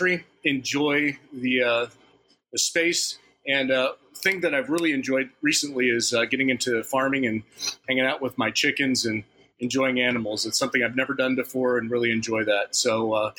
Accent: Phoenix, Arizona, United States; now in Wisconsin, United States; I am originally from Phoenix, Arizona, but now live in the Midwest in the great state of Wisconsin

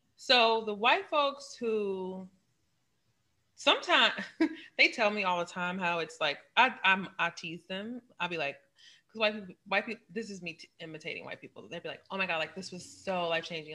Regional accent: St. Louis, Missouri, United States; I'm from St. Louis. We call it crab ragoon.

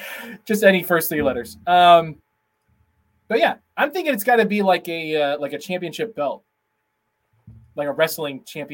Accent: near Cincinnati, Ohio, United States; moved away; I grew up near Cincinnati.

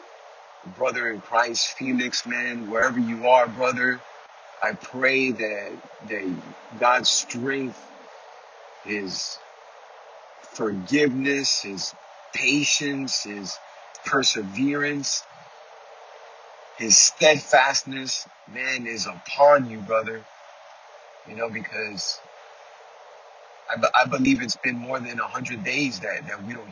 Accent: New York City, New York, United States; moved away as an adult; now in Florida, United States; Born and raised in Queens, Flushing, Queens, Ash Ave

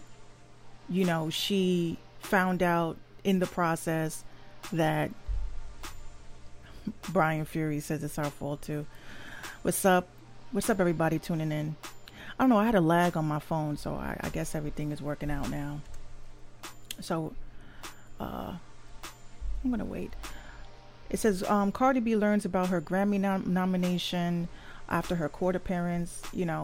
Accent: New York City, New York, United States; I'm from the Bronx

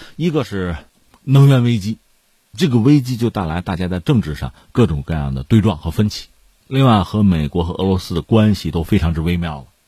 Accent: China; 作为中国人嘛

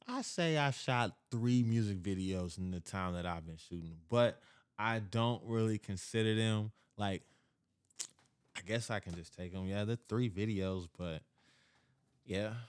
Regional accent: Kansas City, Missouri, United States; moved away as an adult; now in Dallas, United States; I'm a brand from Kansas City. I'm living now in Dallas, but I'm all over the place.

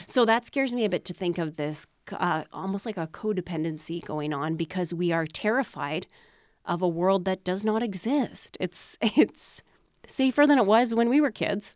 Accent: Manitoba, Canada; I grew up in Manitoba

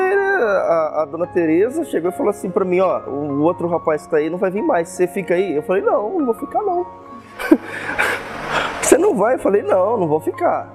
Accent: Osvaldo Cruz, São Paulo, Brazil; nasci aqui em Oswaldo Cruz mesmo. Sou filho de Oswaldo Cruz, né? Meus pais também nasceram aqui.

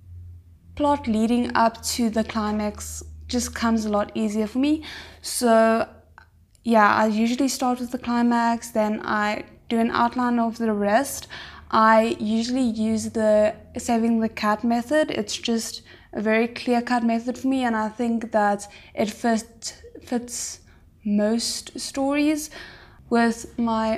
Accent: South Africa; I'm 23 years old and I'm from South Africa.

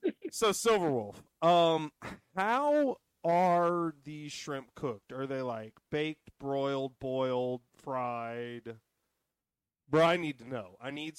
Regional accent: New Orleans, Louisiana, United States; now in Georgia, United States; I am Cajun French. I grew up in New Orleans, but most of my people came through Nova Scotia and Canada.

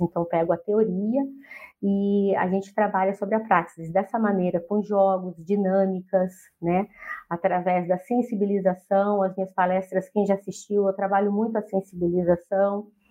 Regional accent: Poços de Caldas, Minas Gerais, Brazil; moved away as an adult; now in Curitiba, Brazil; eu sou de Minas Gerais, Poços de Caldas, e estou morando aqui em Curitiba

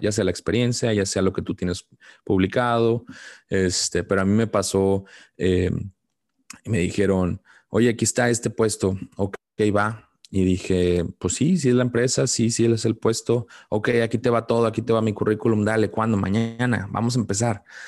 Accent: Mexico; como mexicano

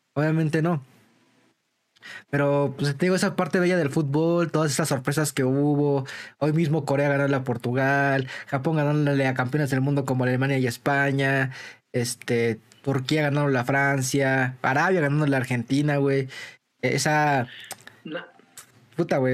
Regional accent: Mexico; hay como mexicanos

